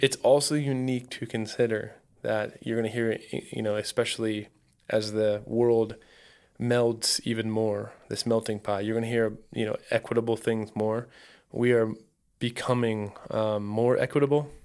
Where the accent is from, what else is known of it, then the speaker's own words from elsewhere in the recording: Ohio, United States; now in Phoenix, United States; I grew up in Ohio. There's no, there's zero wilderness.